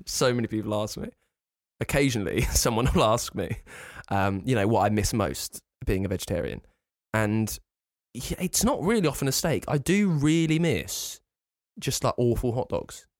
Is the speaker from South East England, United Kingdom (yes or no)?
yes; near Thorpe Park, South East England, United Kingdom; I grew up near Thorpe Park